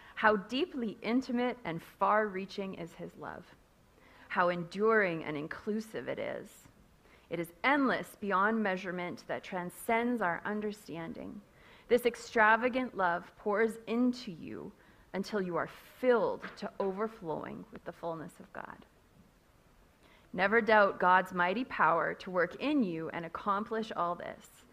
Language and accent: English; Castlegar, British Columbia, Canada; moved away as an adult; now in Kenya; I grew up in Castlegar myself, but I have been in Africa almost as long as I grew up in Castlegar